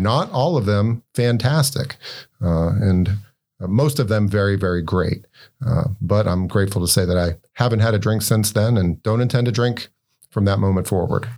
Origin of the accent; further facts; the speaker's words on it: Winston-Salem, North Carolina, United States; moved away as an adult; now in Maine, United States; I'm originally from North Carolina, uh, born, bred down in, uh, Winston-Salem, North Carolina.